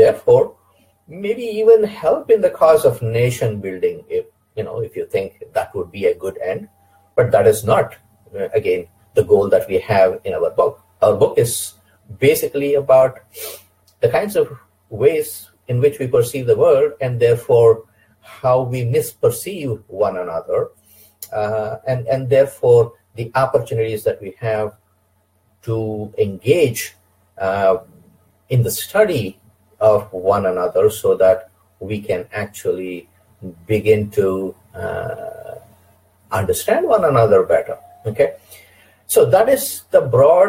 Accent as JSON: {"language": "English", "region": "Karnataka", "country": "India", "tie": "born or raised there", "also_born_or_lived": "Ramanagara / Dharwad / Belgaum / Bidar", "moved": "as an adult", "lives_now": "United States", "said": "I was born in Karnataka, actually a small town close to Bangalore. It is now called Ramanagara. It used to be called Clospet. And so mostly I, you know, as a young boy, grew up in the south side of Karnataka, what we would call Old Mysore."}